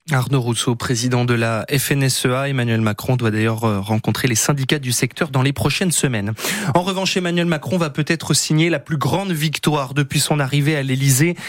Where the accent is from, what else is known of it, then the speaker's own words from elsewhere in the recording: Brittany, France; chez nous en Bretagne